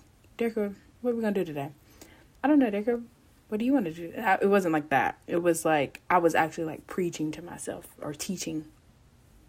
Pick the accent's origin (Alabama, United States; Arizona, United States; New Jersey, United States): Alabama, United States; Tuscaloosa; I am from Tuscaloosa, Alabama